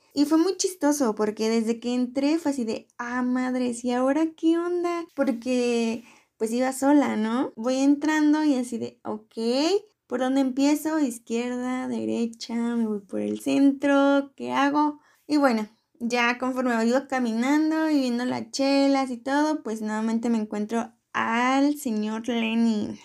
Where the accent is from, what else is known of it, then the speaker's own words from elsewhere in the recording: Morelia, Michoacán, Mexico; yo soy de Morelia